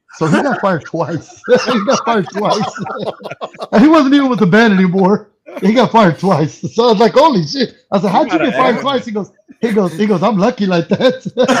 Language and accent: English; San Juan, Texas, United States; I am from Texas. Y luego actually from San Juan, Texas, sorry.